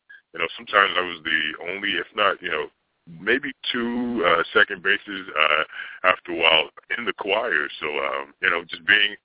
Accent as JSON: {"language": "English", "town": "Washington", "region": "District of Columbia", "country": "United States", "tie": "born or raised there", "also_born_or_lived": "Baltimore"}